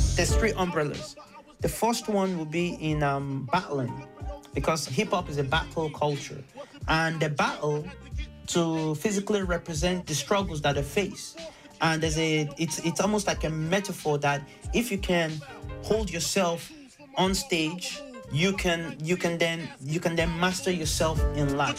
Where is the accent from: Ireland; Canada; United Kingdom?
Ireland; Carlow